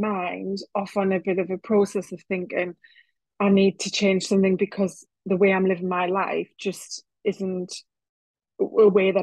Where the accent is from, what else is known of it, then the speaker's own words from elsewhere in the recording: North East England, United Kingdom; accent: northeast of England; I live in the northeast of England, as you might be able to tell from my accent